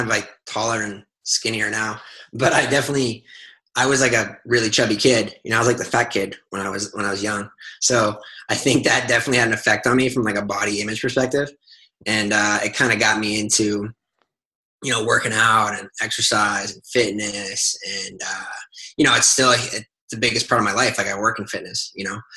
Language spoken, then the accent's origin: English; Nova Scotia, Canada; moved away as an adult; now in New York City, United States; I grew up in Nova Scotia in Canada